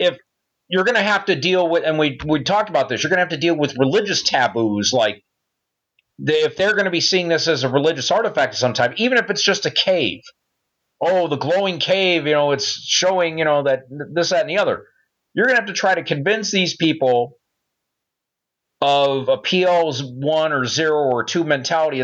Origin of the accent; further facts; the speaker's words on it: Belleville, Michigan, United States; if you live in my hometown, it's still known that the lake